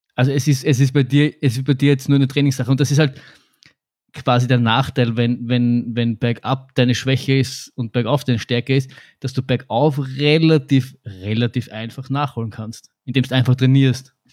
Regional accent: Austria; wir kommen aus Österreich

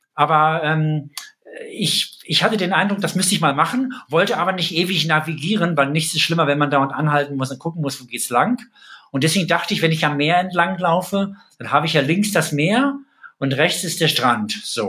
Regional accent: East Germany, Germany; moved away as an adult; now in Rhineland, Germany; aus ähm, Ostdeutschland gebürtig, wohne aber seit 20 Jahren im Rheinland

